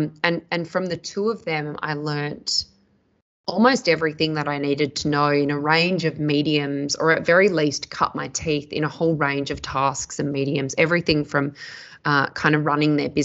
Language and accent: English; Perth, Western Australia, Australia; moved away as an adult; also born or lived in Sydney; I grew up in Perth in Western Australia